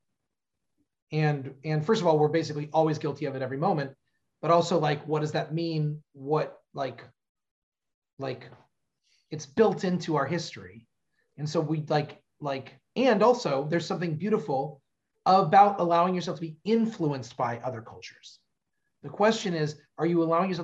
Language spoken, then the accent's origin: English; Southern California, United States; moved away as an adult; also born or lived in Orange County, California; now in Cincinnati, United States; growing up in Southern California